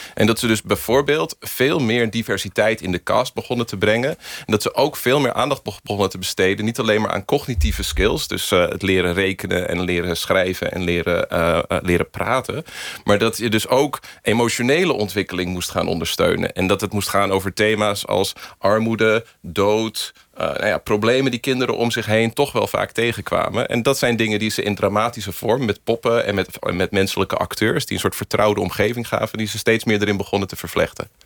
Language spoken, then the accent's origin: Dutch; United States; now in Netherlands; Ik ben in Amerika geboren en ben dus met Amerikaanse Sesamstraat eerst opgegroeid.